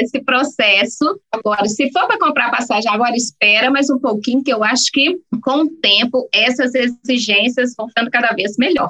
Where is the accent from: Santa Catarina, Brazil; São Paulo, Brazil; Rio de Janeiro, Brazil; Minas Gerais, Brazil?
Minas Gerais, Brazil; Belo Horizonte; moved away as an adult; now in Santiago, Chile; eu sou mineira de Belo Horizonte, moro em Santiago há sete anos